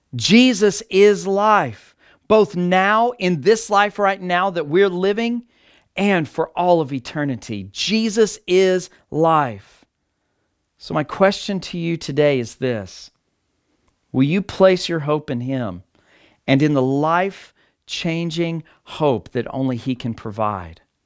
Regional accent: Texas, United States; moved away; my hometown in Texas

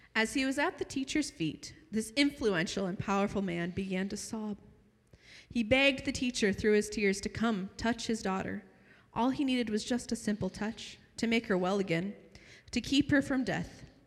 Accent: United States; now in Arabian Peninsula; I'm from Washington

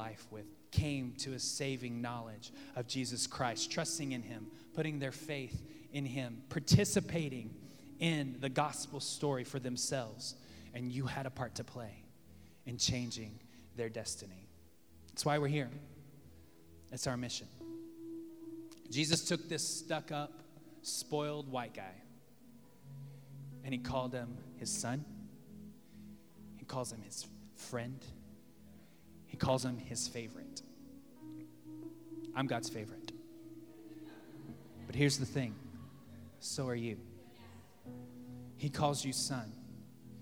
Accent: Texas, United States; now in Los Angeles, United States; I'm from Texas

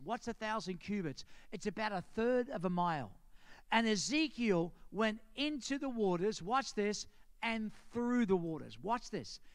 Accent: Australia; accent: Australian; moved away; as soon as I open my mouth, say, Where are you from? And I say, Australia

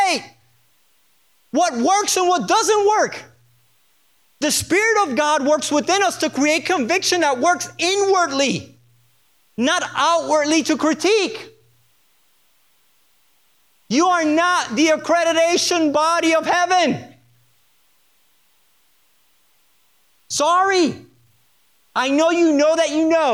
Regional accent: Puerto Rico; I'm from Puerto Rico

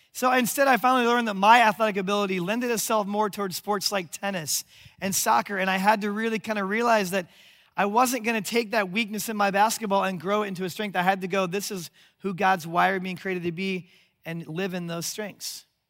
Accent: Omaha, Nebraska, United States; my hometown of Omaha, Nebraska

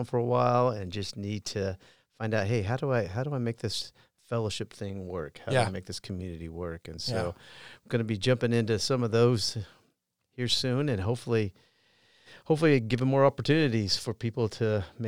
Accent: Iowa, United States; also born or lived in Colorado; I did. I grew up in Southern Iowa, born in Colorado, but I went to four different high schools and a couple different colleges

